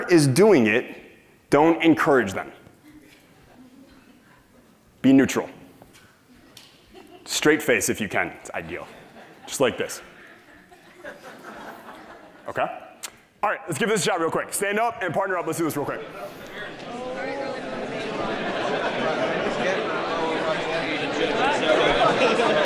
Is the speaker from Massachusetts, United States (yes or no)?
no; Michigan, United States; I'm from Michigan, grew up in a married middle class family